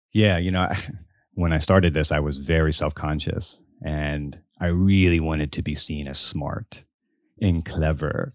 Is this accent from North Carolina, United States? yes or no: no; Biloxi, Mississippi, United States; I grew up in Biloxi, Mississippi